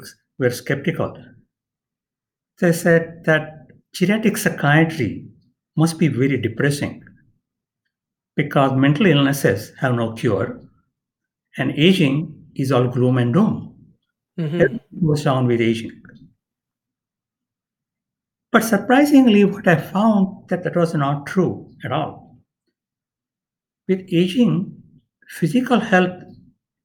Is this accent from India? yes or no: yes; India; moved away as an adult; now in San Diego, United States; I was born and raised in India